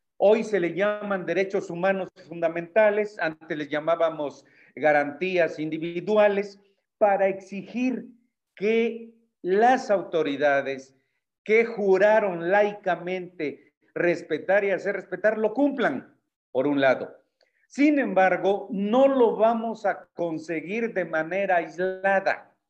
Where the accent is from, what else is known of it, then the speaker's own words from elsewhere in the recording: Mexico; como mexicano en general